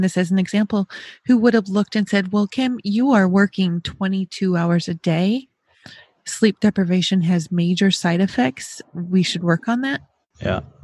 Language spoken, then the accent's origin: English; New York, United States; now in Ohio, United States; I'm also from the Northeast. I'm from New York.